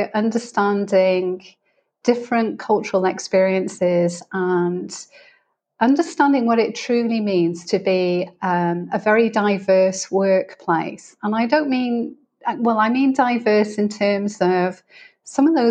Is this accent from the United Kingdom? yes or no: yes; United Kingdom; moved away as an adult; also born or lived in United States / Middle East / Greece; as you can probably tell by my accent, I'm originally from the UK.